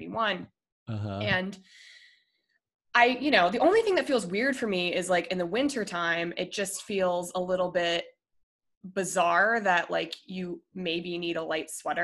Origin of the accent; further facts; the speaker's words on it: Colorado, United States; moved away as an adult; also born or lived in Minnesota, United States / Denver, United States; now in San Diego, United States; I moved to Colorado when I was 10 for my dad's job. And then I went to college in Colorado, moved to Denver after college